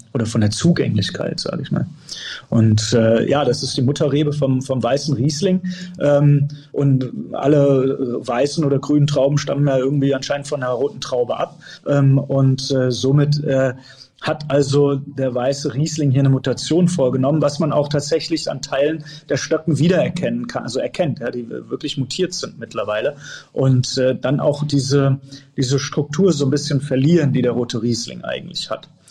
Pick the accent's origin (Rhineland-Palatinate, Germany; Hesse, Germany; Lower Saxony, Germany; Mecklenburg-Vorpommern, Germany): Hesse, Germany; Erbach; also born or lived in Bonn / Fribourg, Switzerland; Ich bin ja aufgewachsen mitten im Weingut